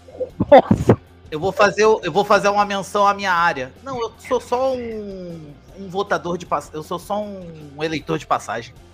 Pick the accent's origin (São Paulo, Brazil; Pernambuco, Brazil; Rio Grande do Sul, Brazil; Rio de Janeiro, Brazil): Rio de Janeiro, Brazil; Isso valeu também pra gente do Rio de Janeiro.